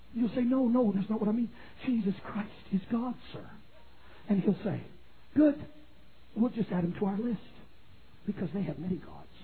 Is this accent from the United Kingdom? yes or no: no; Canada; moved away; in my native country of Canada, I was born and raised in Canada